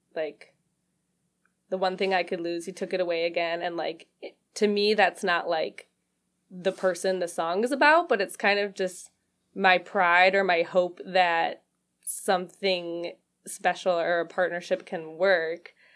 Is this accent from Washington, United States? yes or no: no; Lake Orion, Michigan, United States; moved away as an adult; also born or lived in Rochester, Michigan / Nashville, Tennessee / Portland; now in Detroit, United States; I grew up in Lake Orion, like, between Lake Orion and Rochester